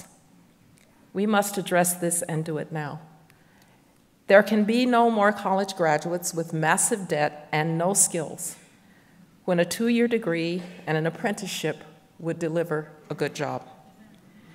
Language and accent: English; Alabama, United States; as a fourth grader in my home state of Alabama